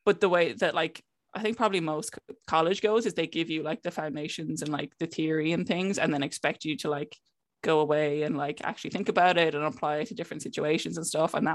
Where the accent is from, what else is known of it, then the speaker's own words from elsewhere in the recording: Clare, Munster, Ireland; moved away as an adult; also born or lived in Cork; I'm from Clare